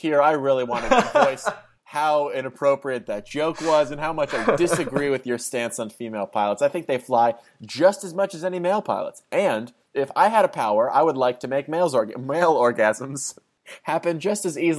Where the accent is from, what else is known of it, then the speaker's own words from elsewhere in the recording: New Jersey, United States; moved away as an adult; I moved from New Jersey to Los Angeles, and I went to college